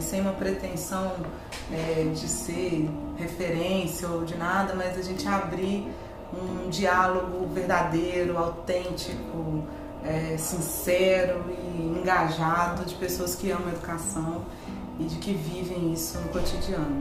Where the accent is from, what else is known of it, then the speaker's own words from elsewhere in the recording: Belo Horizonte, Minas Gerais, Brazil; Nós somos todos mineiros